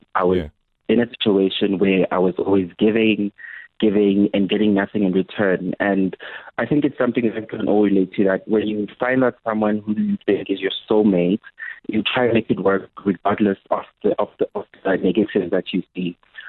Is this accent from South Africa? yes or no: yes; KwaZulu-Natal, South Africa; now in Johannesburg, South Africa; So I am born and bred in KZN, but I am now in Johannesburg.